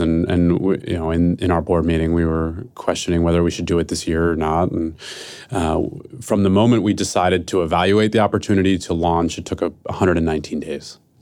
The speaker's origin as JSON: {"language": "English", "town": "Philadelphia", "region": "Pennsylvania", "country": "United States", "moved": "yes", "lives_now": "San Francisco, United States", "said": "I'm from Philadelphia, who, and I live in San Francisco"}